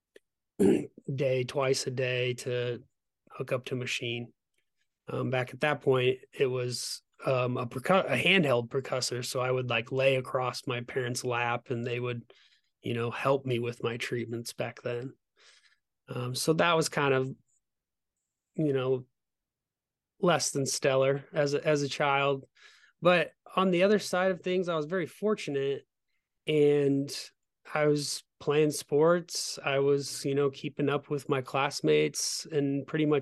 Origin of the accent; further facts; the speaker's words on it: Omaha, Nebraska, United States; I was born in Omaha, Nebraska